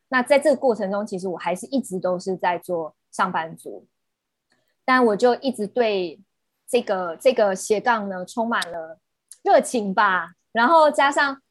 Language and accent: Chinese; Taiwan; 近期也会在我们台湾这边推广起来